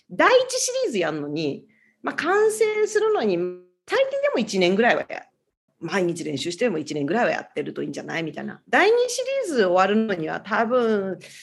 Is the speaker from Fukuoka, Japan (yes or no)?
no; Tokyo, Japan; now in Honolulu, United States; で、私、東京なんですね。あの、元々